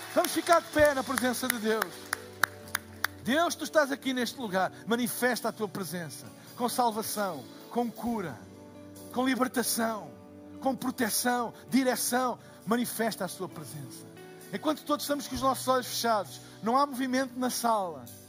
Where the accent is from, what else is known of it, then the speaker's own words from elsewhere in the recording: Portugal; eu sou de Portugal